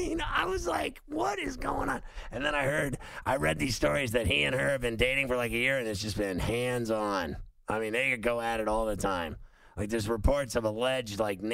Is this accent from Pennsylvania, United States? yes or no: yes; Pittsburgh, Pennsylvania, United States; now in New York, United States; going home to Pittsburgh, my hometown